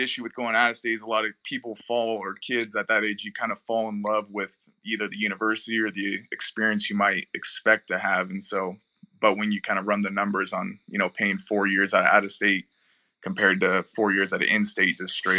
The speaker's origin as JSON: {"language": "English", "region": "Washington", "country": "United States", "tie": "born or raised there", "moved": "as an adult", "lives_now": "Nevada, United States", "said": "I grew up in Washington and then moved to Nevada."}